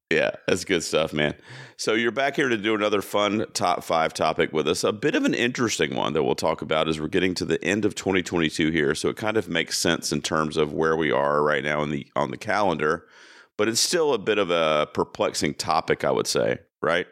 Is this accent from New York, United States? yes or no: no; Charlotte, North Carolina, United States; my hometown in Charlotte, North Carolina